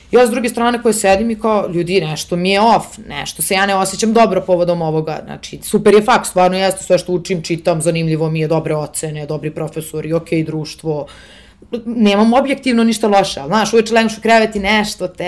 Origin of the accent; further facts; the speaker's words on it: Serbia; moved away as an adult; dolazim iz Srbije